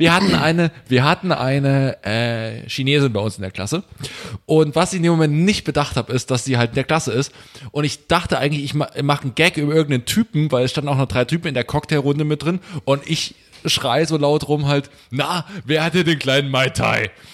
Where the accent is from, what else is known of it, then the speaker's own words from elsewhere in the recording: Saxony, Germany; also born or lived in Greifswald; now in Berlin, Germany; ich komme aus Sachsen